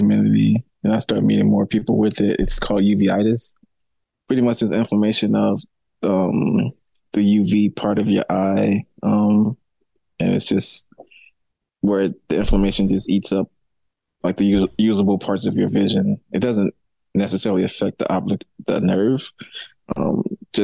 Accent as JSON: {"language": "English", "town": "St. Louis", "region": "Missouri", "country": "United States", "tie": "born or raised there", "also_born_or_lived": "Colorado", "moved": "as an adult", "said": "So I was born in St. Louis, Missouri. I grew up there"}